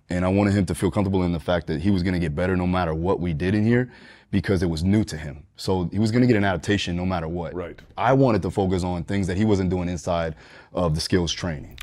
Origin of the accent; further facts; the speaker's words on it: Deerfield Beach, Florida, United States; also born or lived in Fort Lauderdale, Florida; Here, Deerfield Beach, Florida, Broward County, primarily up and down Fort Lauderdale area